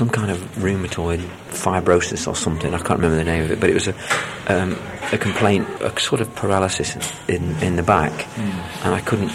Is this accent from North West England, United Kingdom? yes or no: no; Mansfield, East Midlands, United Kingdom; accent: northern; also born or lived in London; my dad got a job in Mansfield in Nottingham. So when I was a baby, like a year old or something, we moved up there. I'm the only one in the family that speaks with a northern accent.